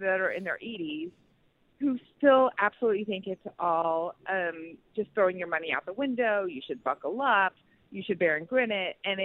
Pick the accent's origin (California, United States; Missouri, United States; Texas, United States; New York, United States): Texas, United States; now in Los Angeles, United States; I grew up in the South, in Texas